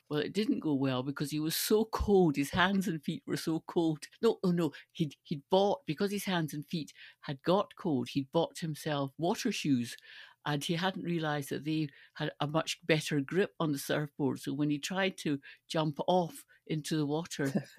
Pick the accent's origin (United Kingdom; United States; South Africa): United Kingdom; Stirling, Scotland; I grew up in Stirling